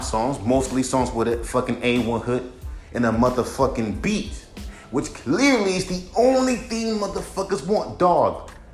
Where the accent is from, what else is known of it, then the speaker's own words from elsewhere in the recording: California, United States; I was born and raised in California.